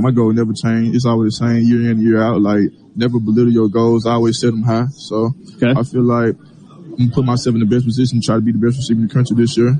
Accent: Mississippi, United States; I'm from Mississippi

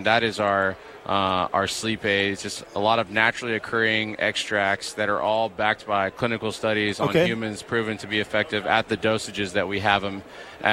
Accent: Texas, United States; born or raised there; also born or lived in Minnesota

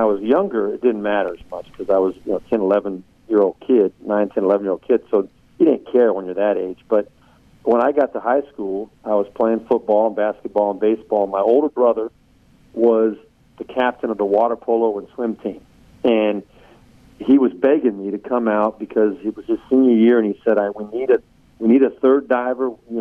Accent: Southern California, United States; I grew up in Southern California

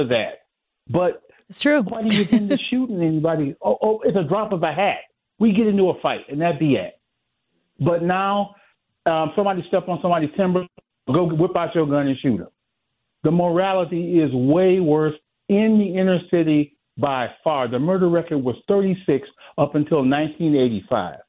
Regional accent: the South, United States; now in Milwaukee, United States; I'm from the South and I moved up here

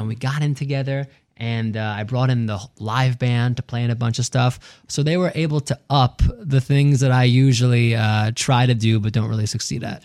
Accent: New York City, New York, United States; driving around, uh, Queens and Long Island with my dad growing up in New York

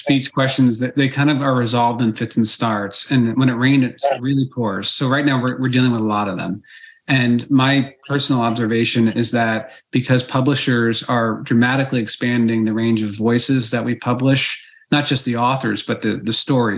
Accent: Basking Ridge, New Jersey, United States; My hometown, growing up at Basking Ridge, New Jersey

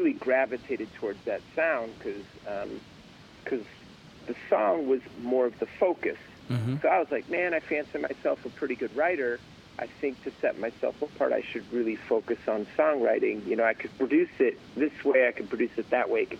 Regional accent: Chicago, Illinois, United States; now in California, United States; I was a kid growing up in Chicago

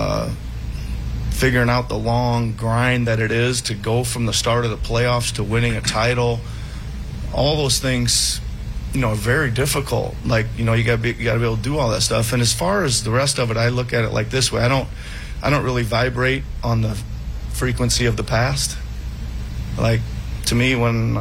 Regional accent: Iowa, United States; moved away; I was coaching the Iowa Energy at the time in the old D League, now the G League, as my home state

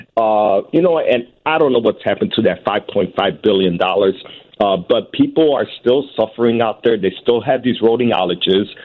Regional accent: Puerto Rico; now in United States; we are still American citizens in Puerto Rico

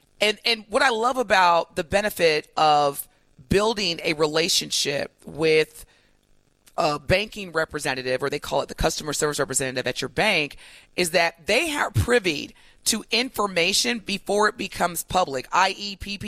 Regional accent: East St. Louis, Illinois, United States; being a young kid raised in East St. Louis or growing up in East St. Louis.

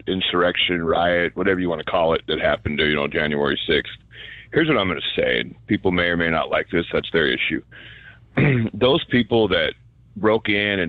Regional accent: Idaho, United States; if we're from Idaho, especially, right?

